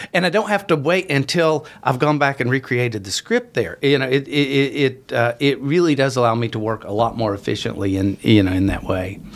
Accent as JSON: {"language": "English", "region": "West Virginia", "country": "United States", "tie": "born or raised there", "moved": "as an adult", "said": "I, I grew up in in West Virginia."}